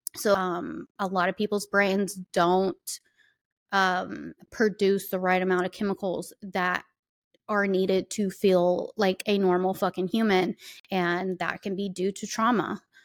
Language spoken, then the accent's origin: English; the South, United States; I am from the South and I lived that fucking life